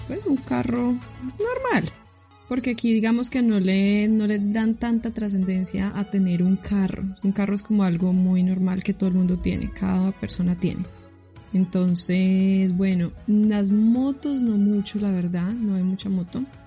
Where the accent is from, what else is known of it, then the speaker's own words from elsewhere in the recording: Armenia, Quindío, Colombia; moved away as an adult; also born or lived in Bogotá; now in New Zealand; yo nací en Bogotá, pero me crié en la ciudad de Armenia